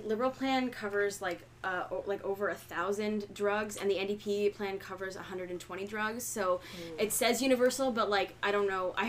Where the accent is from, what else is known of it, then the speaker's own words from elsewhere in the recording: New Jersey, United States; now in Canada; So I grew up in New Jersey, where, like, in the U.S., where healthcare is, like, not a thing.